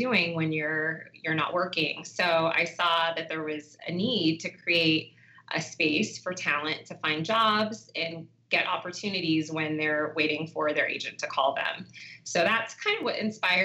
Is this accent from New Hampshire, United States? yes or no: no; Los Angeles, California, United States; I'm actually originally from Los Angeles, California